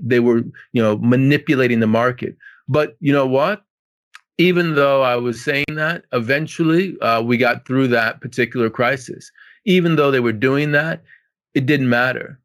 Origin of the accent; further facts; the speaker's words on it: Washington, District of Columbia, United States; I'm from Washington, D C